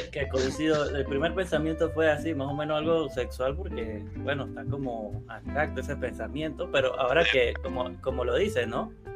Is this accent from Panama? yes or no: yes; Panama; soy panameño